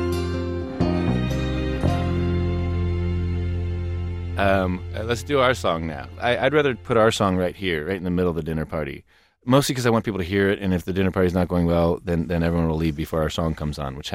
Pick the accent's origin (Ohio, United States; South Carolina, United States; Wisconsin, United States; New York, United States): Ohio, United States; Cincinnati; about my parents and about growing up in Cincinnati